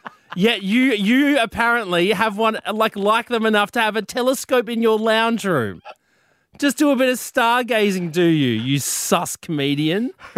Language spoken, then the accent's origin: English; Sydney, New South Wales, Australia; moved away as an adult; now in Brisbane, Australia; Have you ever looked at your hometown like a tourist?